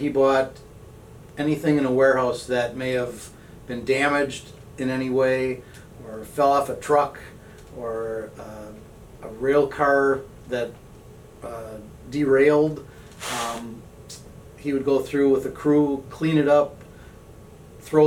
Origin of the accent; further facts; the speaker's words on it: St. Paul, Minnesota, United States; I am from St. Paul, local boy